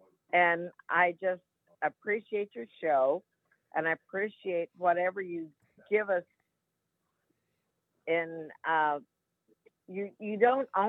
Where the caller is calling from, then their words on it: United States; I'm from Washington